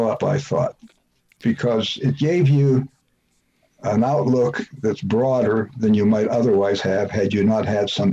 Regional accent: Pittsburgh, Pennsylvania, United States; I'm from Pittsburgh

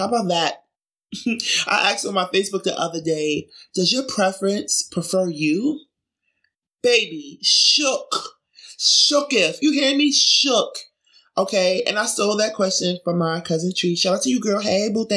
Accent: New York City, New York, United States; also born or lived in Brooklyn; I grew up in Jamaica, Queens.

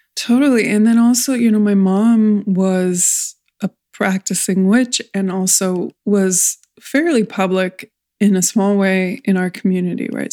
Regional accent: California, United States; I come from California

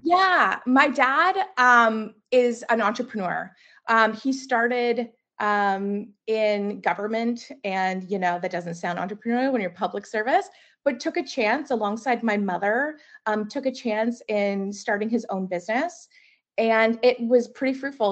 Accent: Mississauga, Ontario, Canada; also born or lived in Burlington, Ontario; I grew up in Mississauga and then moved to Burlington

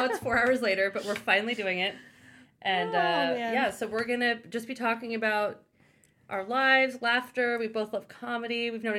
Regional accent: Palo Alto, California, United States; We are coming at you from my family home from growing up in Palo Alto, California

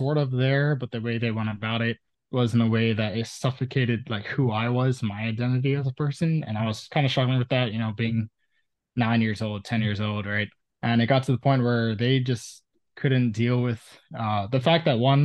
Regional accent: Oahu, Hawaii, United States; I was born and raised on Oahu, a small island in Hawaii in the Pacific Ocean.

